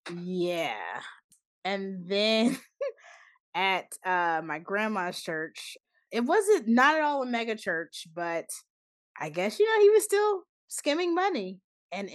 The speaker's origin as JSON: {"language": "English", "town": "Charlotte", "region": "North Carolina", "country": "United States", "tie": "born or raised there", "said": "there were a few things in my hometown. I remember a church it wasn't the biggest church in my town, but like a pretty big black church um in Charlotte"}